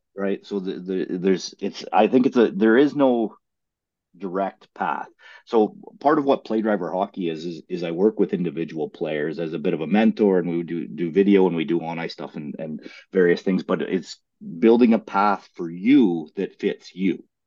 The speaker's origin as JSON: {"language": "English", "region": "Ontario", "country": "Canada", "tie": "born or raised there", "also_born_or_lived": "British Columbia, Canada", "moved": "yes", "lives_now": "Sweden", "said": "But I grew up in Ontario, in Canada, and I grew up in a farming community."}